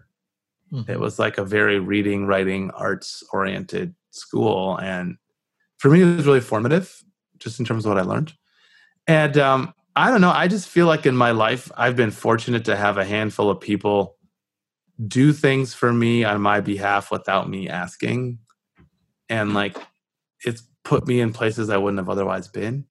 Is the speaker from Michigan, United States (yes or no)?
yes; Southfield, Michigan, United States; I grew up just north of the city of Detroit